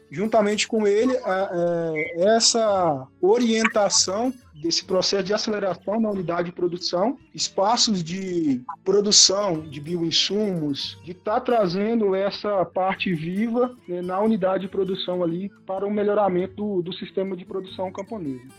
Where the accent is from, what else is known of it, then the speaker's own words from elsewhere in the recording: Água Doce do Norte, Espírito Santo, Brazil; sou do município de Aguadoso do Norte